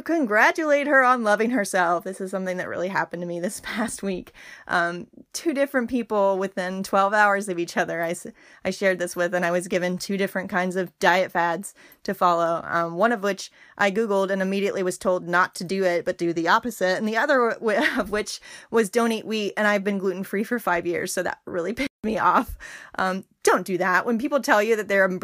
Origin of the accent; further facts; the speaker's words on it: Berea, Kentucky, United States; also born or lived in Somerset, Kentucky; I grew up in Berea as a kid for the first 9 years of my life